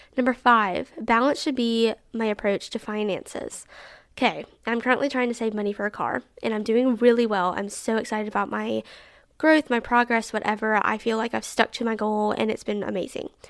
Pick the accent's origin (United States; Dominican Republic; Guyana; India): United States; Alabama; I'm really proud of Alabama and my particular city